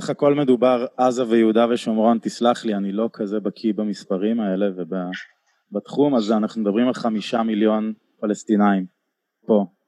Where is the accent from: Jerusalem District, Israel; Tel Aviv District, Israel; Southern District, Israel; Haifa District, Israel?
Tel Aviv District, Israel; Tel Aviv; אני גדלתי בתל אביב